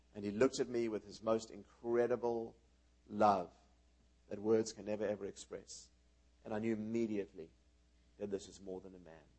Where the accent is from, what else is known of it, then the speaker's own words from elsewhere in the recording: South Africa; moved away; also born or lived in New York, United States / Israel; we were raised in South Africa